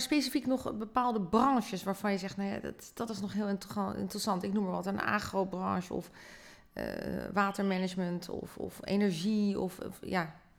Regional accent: Netherlands; zijn we natuurlijk heel sterk in als Nederlanders zijnde

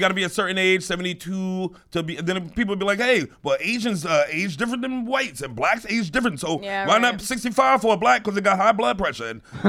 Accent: New York, United States; I grew up in New York.

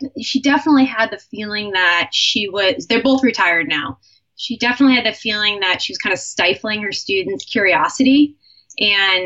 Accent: Cape Cod, Massachusetts, United States; I was born in Massachusetts, Cape Cod area

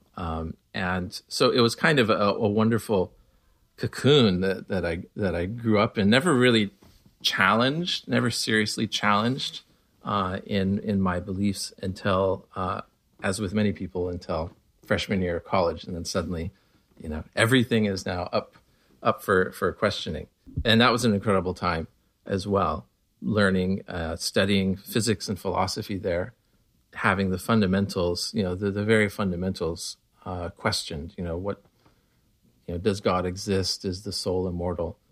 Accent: Connell, Washington, United States; also born or lived in Walla Walla, Washington; I was born in Walla Walla, Washington, we were the only Baha'is in, in our little town, uh, north of Walla Walla. Uh, Walla Walla is small enough. I grew up in Connell

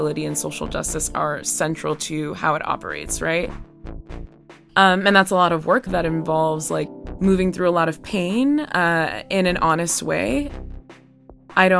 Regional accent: the South, United States; moved away; I'm from the South

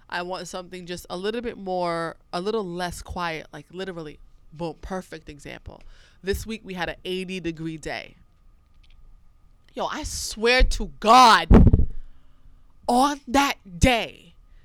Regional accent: New York City, New York, United States; I am originally from Brooklyn. So I grew up in Flatbush.

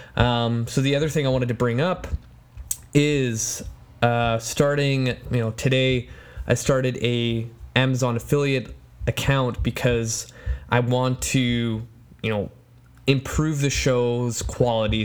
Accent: Poland; first language Polish; English is a second language; moved away; my home country

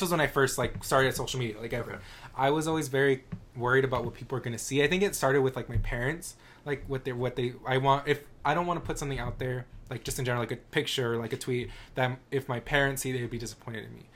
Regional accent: El Paso, Texas, United States; I'm from El Paso

